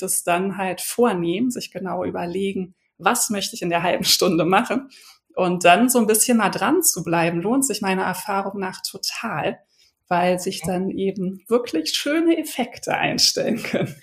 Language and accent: German; Berlin, Germany; now in Hamburg, Germany; bin Berlinerin, ich lebe jetzt schon seit vielen Jahren in Hamburg